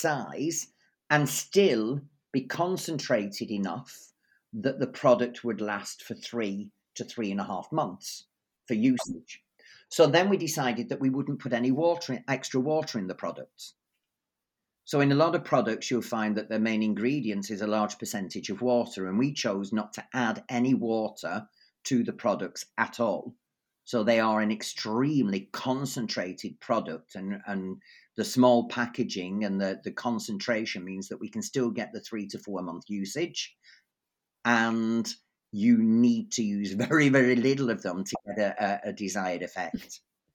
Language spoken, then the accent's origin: English; England, United Kingdom; moved away as an adult; now in Sweden; I grew up in England